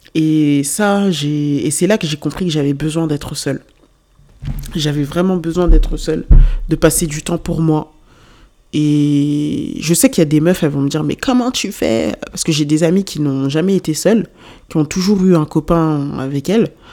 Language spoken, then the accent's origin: French; Lyon, Auvergne-Rhône-Alpes, France; moved away as an adult; ma ville euh, d'origine, mais euh, enfin ma, ville où j'ai vécu toute, pratiquement toute ma vie, mais c'était pas à cause de lui que j'ai quitté Lyon